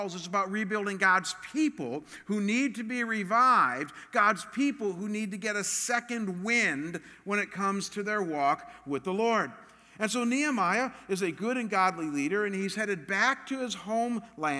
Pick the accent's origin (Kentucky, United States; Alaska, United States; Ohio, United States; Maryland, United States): Ohio, United States; Cleveland; I'm from Cleveland